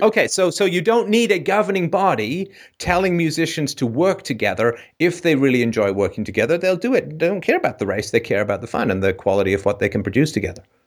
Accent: England, United Kingdom; moved away; grew up in a somewhat, somewhat dicey neighborhood in England

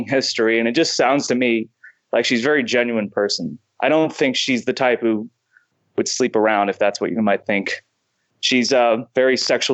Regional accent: United States; being an American

